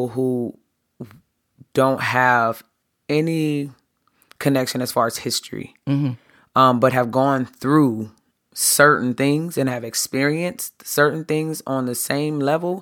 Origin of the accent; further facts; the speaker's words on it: Harrisburg, Pennsylvania, United States; I grew up in Harrisburg, Pennsylvania.